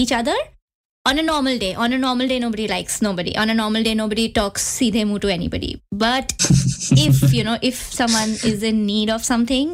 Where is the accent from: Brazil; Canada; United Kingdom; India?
India; Mumbai, Maharashtra; accent: Indian; moved away as an adult; also born or lived in New York; I've always been in Mumbai, born and raised in Mumbai, never moved out of, home, never changed cities.